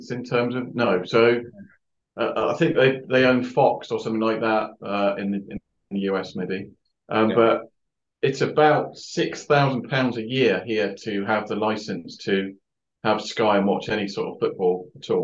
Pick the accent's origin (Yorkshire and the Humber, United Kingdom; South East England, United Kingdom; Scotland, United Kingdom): South East England, United Kingdom; Hythe; also born or lived in Yeovil, Somerset; now in Cornwall, United Kingdom; I spent most of my formative years living in Hythe, which is very close to Southampton near the Solent